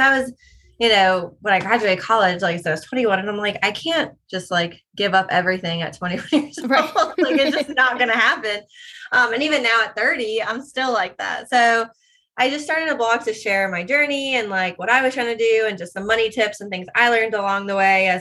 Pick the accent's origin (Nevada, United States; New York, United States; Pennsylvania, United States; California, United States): New York, United States; moved away as an adult; now in South Carolina, United States; I'm born and raised in New York and then went to school down here